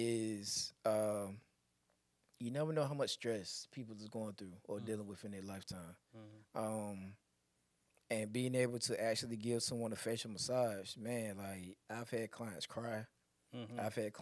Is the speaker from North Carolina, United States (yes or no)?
yes; Elizabeth City, North Carolina, United States; I'm from Elizabeth City, North Carolina, but my daughter lives in Charlotte.